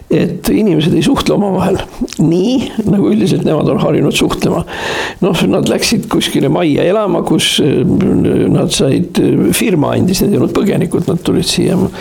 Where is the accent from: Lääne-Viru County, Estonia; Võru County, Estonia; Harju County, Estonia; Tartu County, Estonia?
Tartu County, Estonia; Tartu; ma olen sündinud Tartus Hermanni tänaval